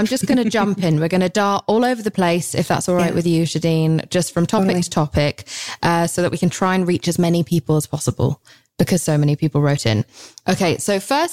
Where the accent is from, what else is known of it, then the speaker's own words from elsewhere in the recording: England, United Kingdom; I'm so English